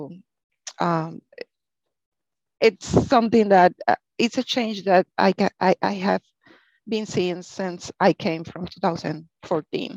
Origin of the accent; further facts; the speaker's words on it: Puerto Rico; English is a second language; moved away as an adult; now in Texas, United States; I grew up in Puerto Rico